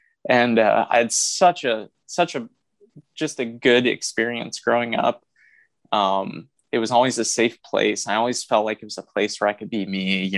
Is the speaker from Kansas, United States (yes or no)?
no; Anderson, Indiana, United States; I was raised in the Church of God, out of in Anderson, Indiana, which is, you know, where I went to seminary at Anderson University.